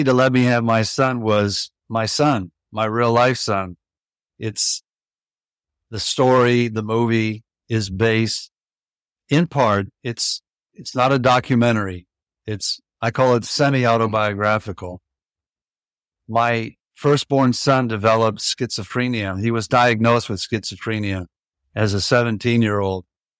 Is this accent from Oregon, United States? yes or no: no; Tampa, Florida, United States; moved away as an adult; also born or lived in New York City; Well, I'm up there in years. I was born in Tampa, Florida. I grew up there. And for my college years, I went up north, northeast of the country, and ended up eventually graduating from NYU